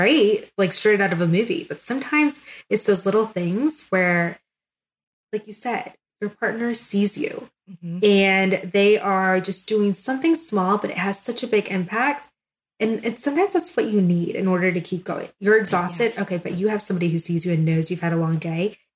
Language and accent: English; Florida, United States; moved away as an adult; now in Melrose, United States; I'm from Florida